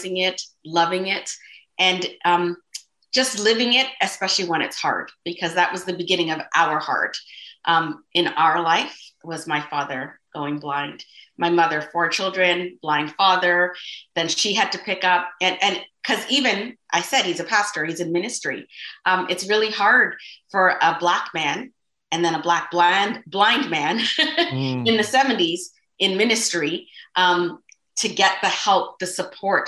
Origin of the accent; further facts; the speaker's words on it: Toronto, Ontario, Canada; I was born in Toronto, Ontario, Toronto General Hospital is where I was born. And I have lived in Scarborough all of my life